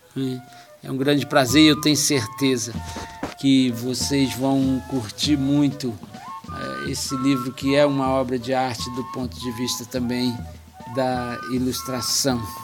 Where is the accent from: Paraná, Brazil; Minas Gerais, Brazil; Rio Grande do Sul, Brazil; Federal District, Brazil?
Federal District, Brazil; Brasília; eu nasci aqui na, em Brasília, né? Eu, na Cidade Livre, que hoje se chama Núcleo Bandeirante, e vivi minha vida toda aqui, Taguatinga, Ceilândia